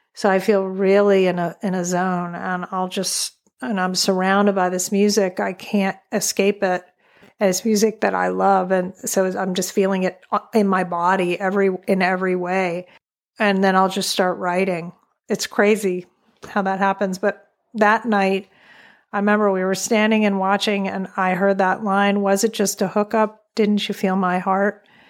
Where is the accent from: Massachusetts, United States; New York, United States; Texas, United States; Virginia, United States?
New York, United States; New York City; moved away as an adult; now in Wolfe Island, Canada; I am a New Yorker